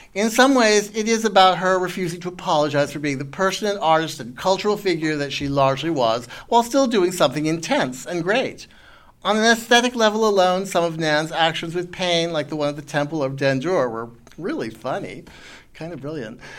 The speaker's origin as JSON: {"language": "English", "region": "Connecticut", "country": "United States", "also_born_or_lived": "New York", "moved": "yes", "said": "I'm from Connecticut"}